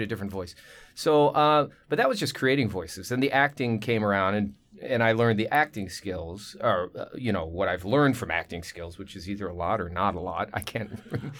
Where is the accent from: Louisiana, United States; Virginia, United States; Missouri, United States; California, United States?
California, United States; Manhattan Beach; also born or lived in Torrance; I was born and raised in South Bay, which is kinda rare